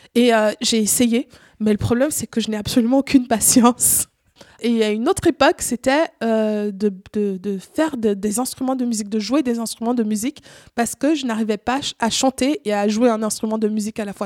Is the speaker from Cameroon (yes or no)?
yes; Cameroon; now in Switzerland; j'ai grandi au Cameroun, j'ai vécu une grande partie de ma vie au Cameroun